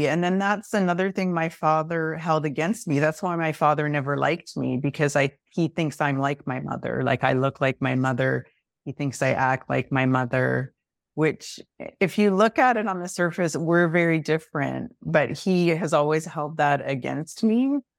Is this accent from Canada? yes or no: yes; Canada; because I'm Canadian and I'm in Toronto now.